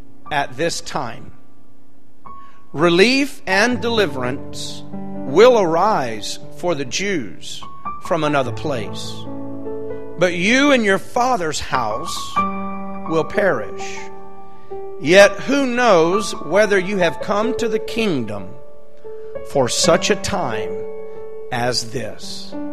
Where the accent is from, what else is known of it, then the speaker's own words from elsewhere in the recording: Victoria, Texas, United States; also born or lived in McAllen, Texas; I'm originally from Victoria, Texas